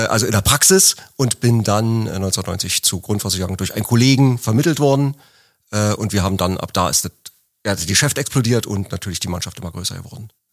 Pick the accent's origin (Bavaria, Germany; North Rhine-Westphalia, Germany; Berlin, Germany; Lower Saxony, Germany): Berlin, Germany; ich komme aus Berlin